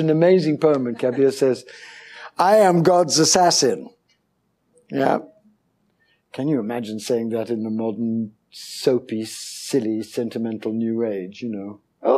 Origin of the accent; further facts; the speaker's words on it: India; born there; I have a smattering of Hindi. I was born in India.